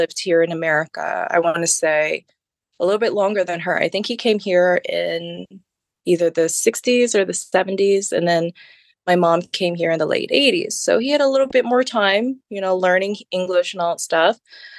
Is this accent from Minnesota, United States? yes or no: yes; Rochester, Minnesota, United States; first language Khmer; moved away as an adult; also born or lived in Massachusetts; now in New Jersey, United States; I grew up in Minnesota.